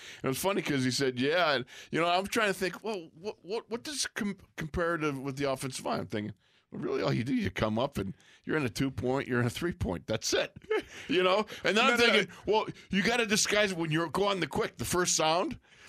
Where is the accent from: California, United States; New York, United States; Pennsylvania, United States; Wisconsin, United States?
New York, United States; Buffalo; moved away as an adult; now in Pittsburgh, United States; growing up in Buffalo, you look at, you know, Monday Night Football was just the biggest thing.